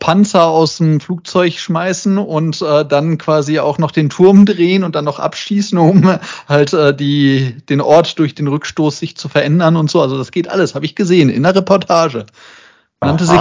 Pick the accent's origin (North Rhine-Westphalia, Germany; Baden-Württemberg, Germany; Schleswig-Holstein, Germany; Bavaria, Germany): North Rhine-Westphalia, Germany; Essen; moved away; in meiner alten Heimat, nämlich in der Zeche Zollverein in Essen